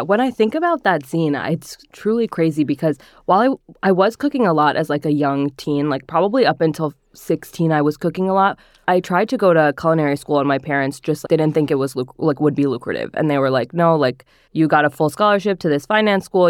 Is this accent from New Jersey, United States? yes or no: yes; northern New Jersey, United States; I grew up in northern New Jersey